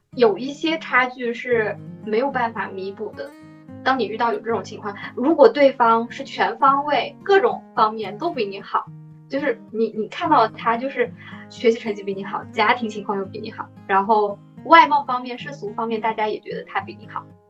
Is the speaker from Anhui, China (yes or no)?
no; Shanghai, China; 作为一个土生土长的上海人